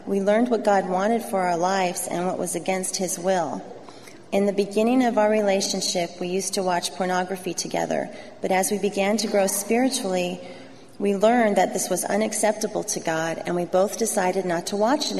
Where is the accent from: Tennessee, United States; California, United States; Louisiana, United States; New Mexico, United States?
California, United States; Southern; I grew up here in Southern California